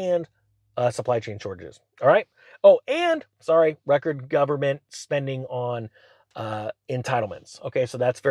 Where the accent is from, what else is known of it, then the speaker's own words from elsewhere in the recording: California, United States; my hometown in California